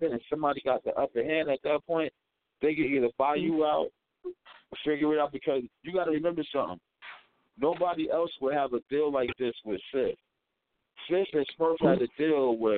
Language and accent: English; Irvington, New Jersey, United States; also born or lived in East Orange, New Jersey; I'm from Irvington, North, East Orange